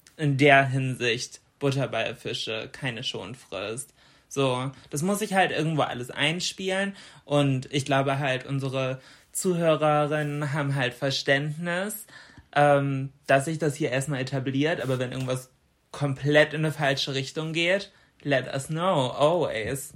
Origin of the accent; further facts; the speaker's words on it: Bremen, Germany; bei uns in Bremen